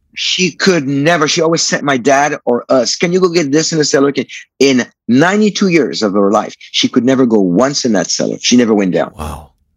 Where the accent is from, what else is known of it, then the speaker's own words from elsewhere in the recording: France; I was born in France in '59.